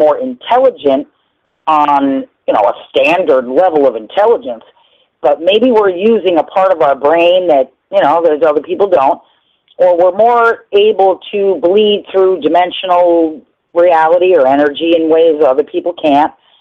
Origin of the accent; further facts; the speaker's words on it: New Rochelle, New York, United States; I lived on Shore Road in New Rochelle